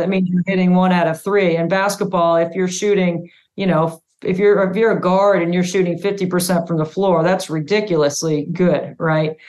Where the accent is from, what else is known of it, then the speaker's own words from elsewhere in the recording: Cary, North Carolina, United States; also born or lived in upstate New York; my dad got transferred to the Triangle area, so we moved to Cary, North Carolina